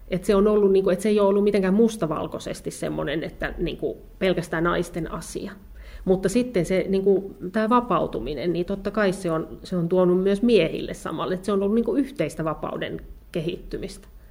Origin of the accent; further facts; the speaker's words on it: Kerava, Uusimaa, Finland; also born or lived in Ostrobothnia; mä olen siis lapsuuteni asunut Keravalla. Joo, mä oon syntyisin, syntyisin Pohjanmaalta, mutta tota, kyllä ne on mun lapsuuden maisemia